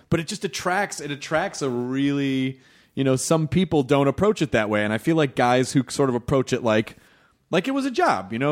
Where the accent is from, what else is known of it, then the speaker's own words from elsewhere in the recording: Memphis, Tennessee, United States; moved away as an adult; also born or lived in Louisville, Kentucky; I was born in Louisville, Kentucky when I grew up in Memphis